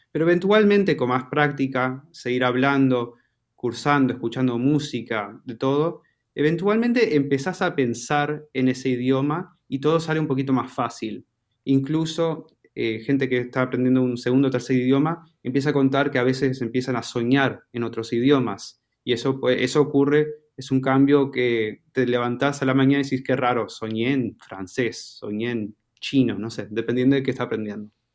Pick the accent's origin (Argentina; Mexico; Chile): Argentina; accent: Argentine; mi acento es de Argentina